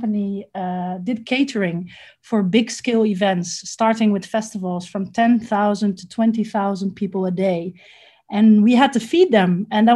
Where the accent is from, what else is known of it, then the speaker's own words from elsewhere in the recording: Amsterdam, North Holland, Netherlands; moved away as an adult; also born or lived in Lebanon; now in Ghana; I am originally from Holland, from Amsterdam